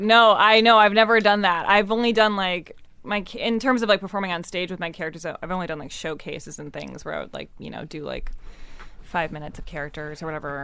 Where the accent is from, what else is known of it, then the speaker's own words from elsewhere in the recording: Evanston, Illinois, United States; I grew up in Evanston